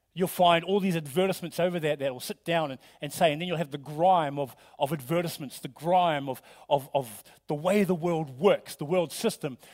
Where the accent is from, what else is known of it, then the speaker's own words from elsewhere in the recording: New Zealand; moved away; I'm from New Zealand